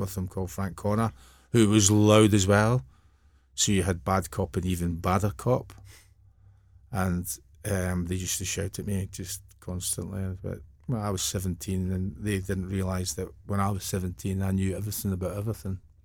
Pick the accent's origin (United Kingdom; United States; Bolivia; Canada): United Kingdom; Airdrie, Scotland; also born or lived in Bellshill; I was born in Bellshill, but I'm from Airdrie.